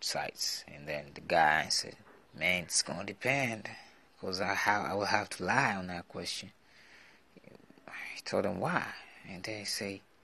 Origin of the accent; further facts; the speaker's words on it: Tanzania; I'm from Tanzania. We speak Swahili out here.